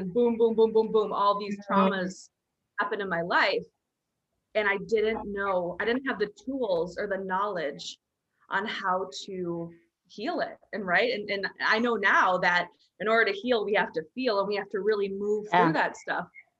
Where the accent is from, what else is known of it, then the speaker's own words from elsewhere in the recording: Minnesota, United States; where I grew up in Minnesota in a small town